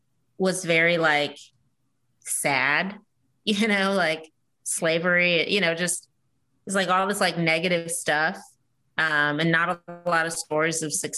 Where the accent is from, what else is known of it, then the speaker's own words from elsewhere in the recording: Lawton, Oklahoma, United States; I'm 36 and I didn't learn about the Tulsa Race Massacre, even though I grew up in Lawton. I didn't learn about it until I got to Tulsa.